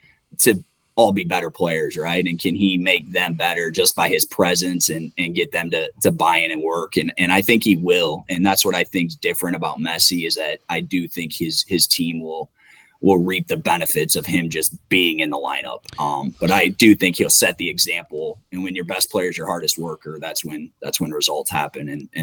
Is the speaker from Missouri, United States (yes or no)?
yes; St. Peters, Missouri, United States; moved away as an adult; now in Bloomington, Indiana, United States; So I grew up in St. Peter's, Missouri, actually went to Assumption Grade School.